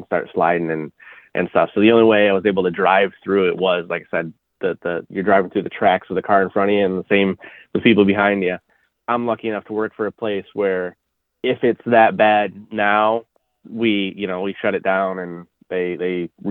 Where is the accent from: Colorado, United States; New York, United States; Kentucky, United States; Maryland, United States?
New York, United States; central; I grew up in New York